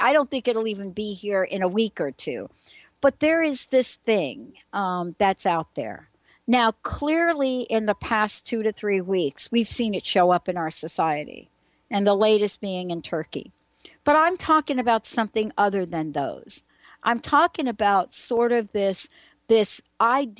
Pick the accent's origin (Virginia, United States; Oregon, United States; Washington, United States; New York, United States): New York, United States; I'm from New York